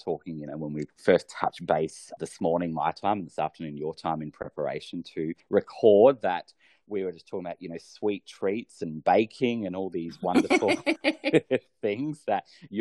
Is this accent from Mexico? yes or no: no; Australia; my home country, Australia